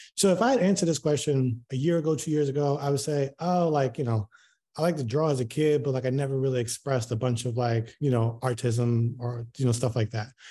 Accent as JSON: {"language": "English", "town": "Baltimore", "region": "Maryland", "country": "United States", "moved": "as an adult", "lives_now": "Houston, United States", "said": "I'm originally from Baltimore, moved to Houston in twenty nineteen."}